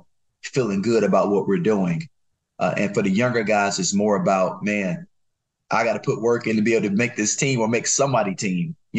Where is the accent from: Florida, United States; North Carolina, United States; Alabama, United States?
North Carolina, United States; I'm from North Carolina.